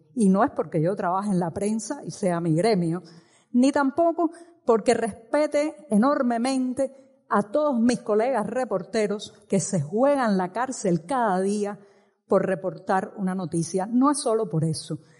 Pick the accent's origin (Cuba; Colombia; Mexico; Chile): Cuba; mi país y en mi país sigue desarrollándose un drama que lleva 60 años